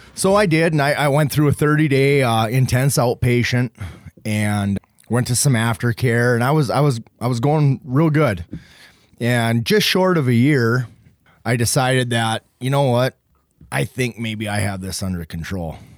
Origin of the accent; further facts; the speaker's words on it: Beulah, North Dakota, United States; I'm from Beulah, North Dakota.